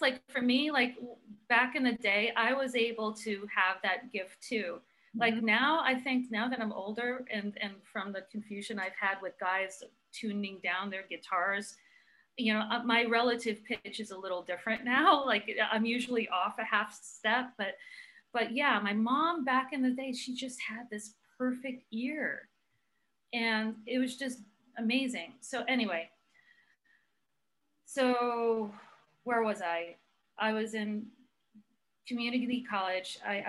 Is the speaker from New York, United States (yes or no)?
yes; Brooklyn, New York, United States; Like all of a sudden you're gonna hear my accent come out, right?